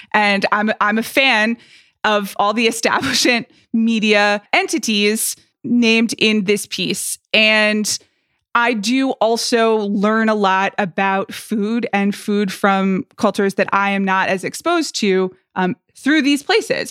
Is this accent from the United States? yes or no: yes; Atlanta, Georgia, United States; moved away; growing up in Atlanta, Georgia